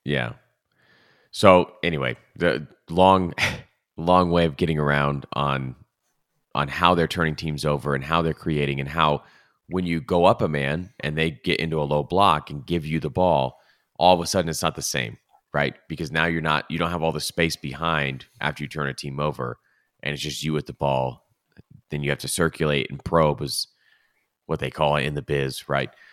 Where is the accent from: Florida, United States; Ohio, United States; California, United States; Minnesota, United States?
California, United States; Los Angeles; L A F C is my team 'cause they're from my hometown, and it feels actually like my hometown.